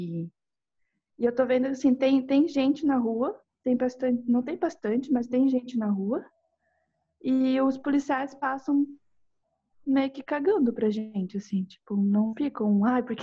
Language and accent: Portuguese; South Korea; Portuguese is a second language; now in Brazil; Assim, eu sou daquela. Eu sou coreana, né?